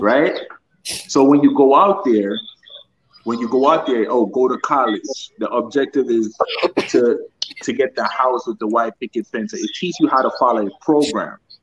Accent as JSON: {"language": "English", "country": "Jamaica", "tie": "born or raised there", "moved": "yes", "lives_now": "United States", "said": "growing up in Jamaica"}